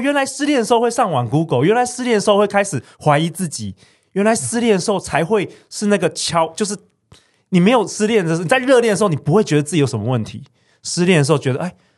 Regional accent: Taiwan; 很多很多我们在台湾长大的小孩，从小啊，爸爸妈妈就没有给肯定

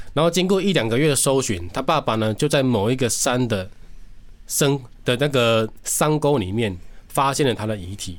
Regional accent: Nantou County, Taiwan; 我玩南，玩南投人啊

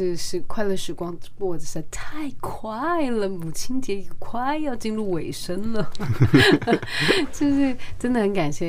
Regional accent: Kaohsiung, Taiwan; 我生在高雄。

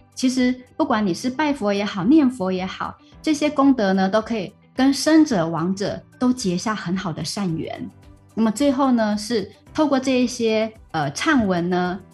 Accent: Taiwan; now in Malaysia; 那我来自于台湾， 台湾确实也是以清明节为主嗯。但是呢， 呃， 像我是，我是客家人嘛， 那我们的比较特别是过完元宵节之后，一直到清明节的这个时间， 只要我们的家族自己选好日子， 那么我们就会把这种所谓的扫墓 就会提前

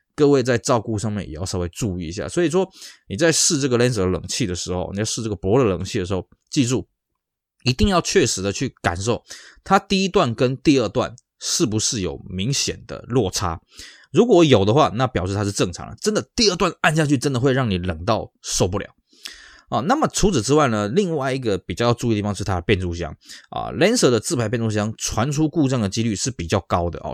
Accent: Taiwan; 我们台湾这边

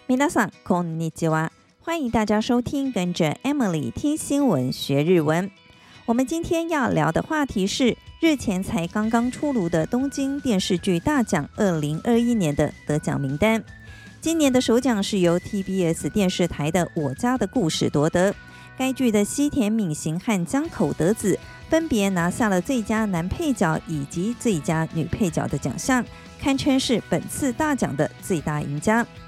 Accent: Taiwan; Taiwan kara kimashita

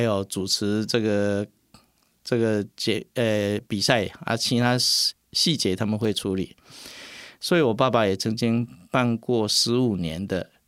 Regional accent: Puzi, Chiayi County, Taiwan; 我从小是在这样一个埔子，这一个地方

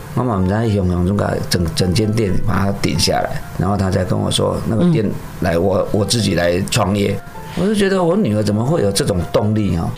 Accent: Taiwan; 我们台湾人

